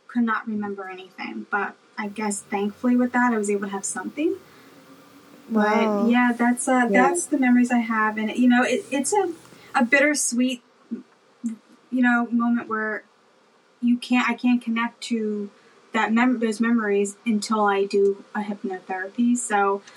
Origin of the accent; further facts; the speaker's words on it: Philadelphia, Pennsylvania, United States; also born or lived in Câmpulung, Romania; now in New Jersey, United States; I currently live in New Jersey, which is like maybe 20 minutes right outside of Philadelphia. And that's where I was raised, in Philadelphia